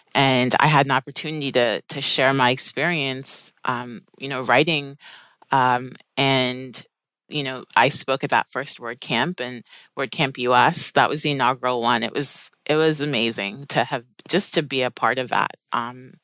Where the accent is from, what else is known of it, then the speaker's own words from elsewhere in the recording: Maplewood, New Jersey, United States; my family immigrated from Sierra Leone, West Africa, and I grew up in Maplewood, New Jersey.